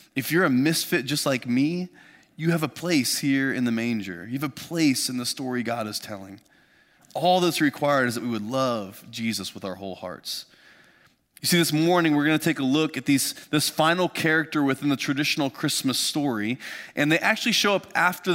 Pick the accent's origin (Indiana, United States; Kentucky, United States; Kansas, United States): Indiana, United States; Lafayette; our kind of family farm where I grew up just outside of Lafayette, Indiana.